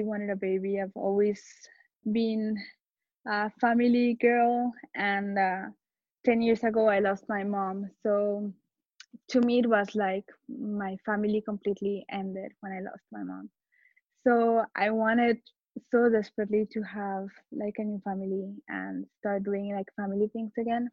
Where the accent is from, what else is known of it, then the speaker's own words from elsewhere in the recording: Colombia; also born or lived in Barcelona, Spain; now in Madrid, Spain; I'm from Colombia, but I live in Madrid.